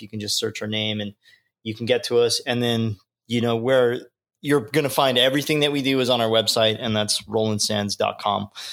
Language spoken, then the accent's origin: English; Long Beach, California, United States; growing up in Long Beach and growing up on the West Coast here on the beach